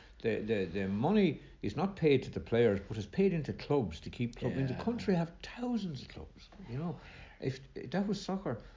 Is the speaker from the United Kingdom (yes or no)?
no; Ballyvale, Ireland; Ballyvale, little small little place.